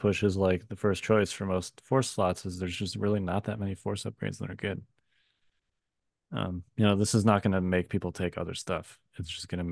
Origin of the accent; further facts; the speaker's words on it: Chicago, Illinois, United States; moved away; I grew up in Chicago